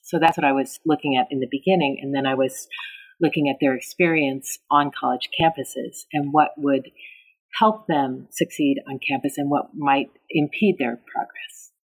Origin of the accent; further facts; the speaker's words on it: North Bay, Bay Area, Northern California, United States; also born or lived in Tacoma, Washington; I spent most of my time growing up in the North Bay, in the Bay Area, in Northern California